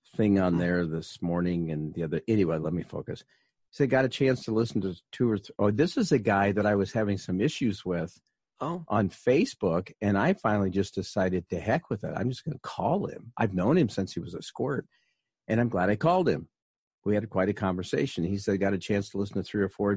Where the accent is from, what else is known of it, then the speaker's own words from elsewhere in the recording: United States; we're Americans